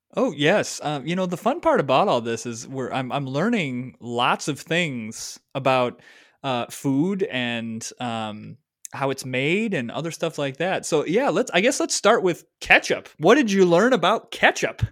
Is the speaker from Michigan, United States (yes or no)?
yes; Michigan, United States; I grew up in Michigan